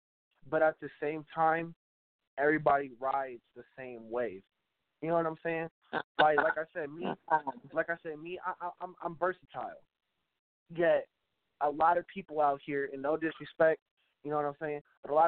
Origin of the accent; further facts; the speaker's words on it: South San Francisco, California, United States; now in Reno, United States; I'm from Frisco. I'm from South San Francisco. You know what I'm saying? Okay. I grew up out there in the Bay Area.